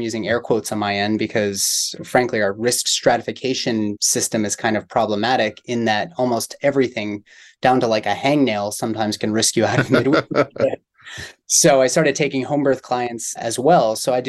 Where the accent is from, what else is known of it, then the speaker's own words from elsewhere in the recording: Pittsburgh, Pennsylvania, United States; also born or lived in San Diego, California; now in Kentucky, United States; I grew up in Pittsburgh, Pennsylvania.